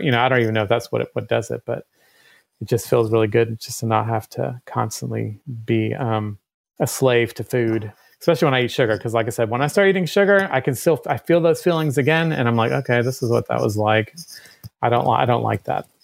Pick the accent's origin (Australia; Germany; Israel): Germany; now in Athens, United States; I was born in Germany